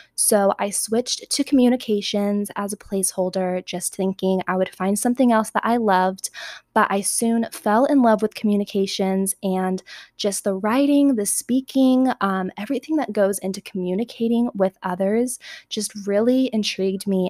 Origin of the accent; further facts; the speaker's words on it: Southern California, United States; moved away as an adult; now in Arizona, United States; I was born and raised in Southern California